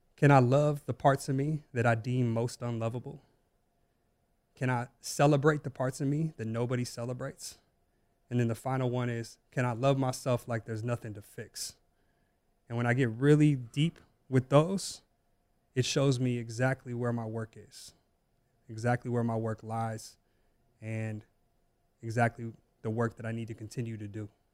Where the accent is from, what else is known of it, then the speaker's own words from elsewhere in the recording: Las Vegas, Nevada, United States; growing up in Las Vegas